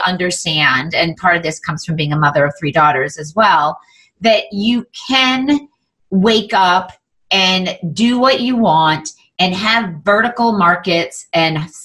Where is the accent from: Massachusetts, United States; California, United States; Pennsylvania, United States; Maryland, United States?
Massachusetts, United States; Andover; I grew up in Andover, Massachusetts